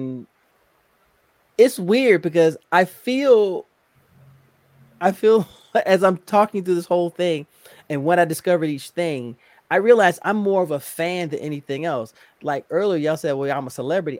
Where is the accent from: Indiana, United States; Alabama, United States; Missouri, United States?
Indiana, United States; Indianapolis; now in Virginia, United States; I'm originally from Indianapolis, Indiana, but I currently live in Virginia